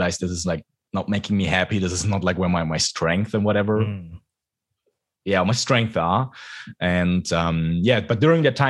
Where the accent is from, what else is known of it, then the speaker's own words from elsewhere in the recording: Frankfurt, Hesse, Germany; English is a second language; moved away as an adult; Frankfurt, my hometown